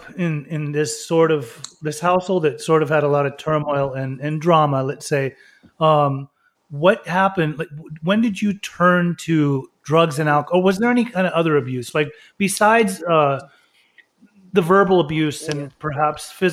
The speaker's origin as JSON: {"language": "English", "region": "Berlin", "country": "Germany", "tie": "born or raised there", "said": "I was born in Berlin, and both of my parents are Iranian"}